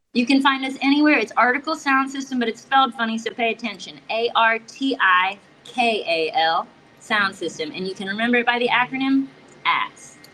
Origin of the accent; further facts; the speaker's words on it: South Florida, United States; I'm from South Florida